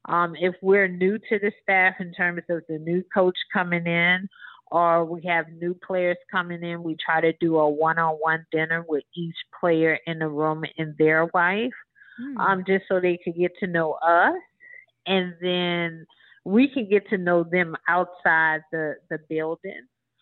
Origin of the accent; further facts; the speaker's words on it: Marrero, Louisiana, United States; So, of course, you know, I said I'm from Marrero, New Orleans.